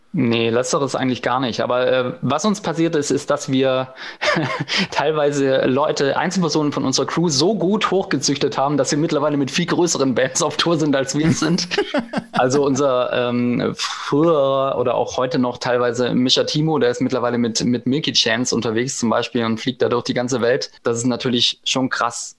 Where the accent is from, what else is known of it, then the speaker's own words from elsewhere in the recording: Eislingen, Baden-Württemberg, Germany; wir sind ja jetzt nicht in Berlin-Kreuzberg oder in ähm, Hamburg-St. Pauli groß geworden, wo es halt eine große Punkrock-Szene gab. Wir kommen aus Eislingen, äh, äh Eislingen an der Filz, aus der Provinz äh, im Schwabenland